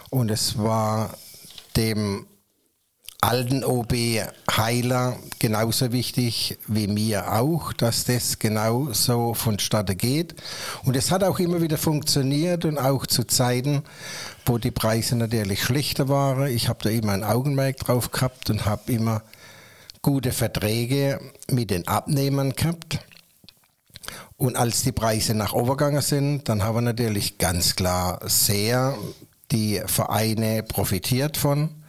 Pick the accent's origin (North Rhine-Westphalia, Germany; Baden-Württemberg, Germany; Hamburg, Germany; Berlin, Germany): Baden-Württemberg, Germany; Waghäusel; Waghäusel und äh, ja, ich fühle mich als Wissedeler, Kellocher, Waghäusler, ich gehöre hierher, es ist meine Heimat